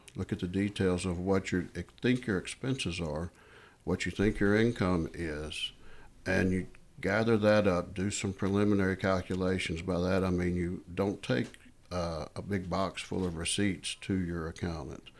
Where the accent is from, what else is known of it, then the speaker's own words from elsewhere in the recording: Hendersonville, Tennessee, United States; an office out here in Hendersonville, which is my hometown